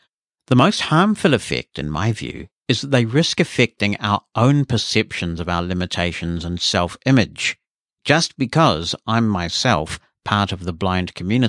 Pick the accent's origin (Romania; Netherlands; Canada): Romania; born there; I was born in Romania, where the word blind has such crass negative connotations